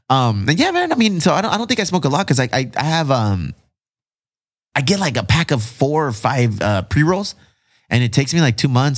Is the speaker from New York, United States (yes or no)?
no; South Bay, California, United States; We're from the South Bay.